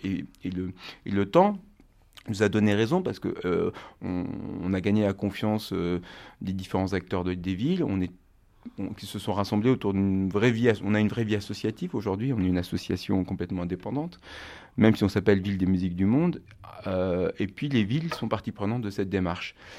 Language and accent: French; Normandy, France; moved away as an adult; also born or lived in Rennes; moi, je suis originaire de Normandie et euh, avec des, amis proches euh, qui j'ai grandi en Normandie